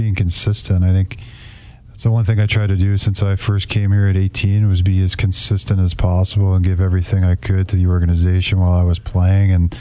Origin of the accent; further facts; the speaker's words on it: New York, United States; moved away; also born or lived in Grand Rapids; I grew up in New York